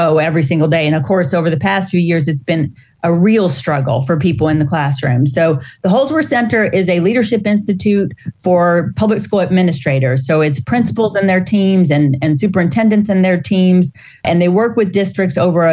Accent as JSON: {"language": "English", "town": "Corpus Christi", "region": "Texas", "country": "United States", "also_born_or_lived": "Austin", "moved": "as an adult", "lives_now": "San Antonio, United States", "said": "I'm from Corpus originally"}